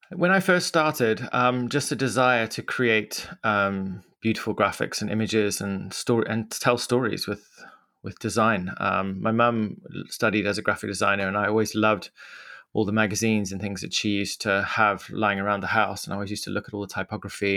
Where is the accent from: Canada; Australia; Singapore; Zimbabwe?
Zimbabwe; Mutare, Manicaland; accent: Zimbabwean; moved away as an adult; now in London, United Kingdom; I grew up in Zimbabwe, which is a small country, landlocked country in southern Africa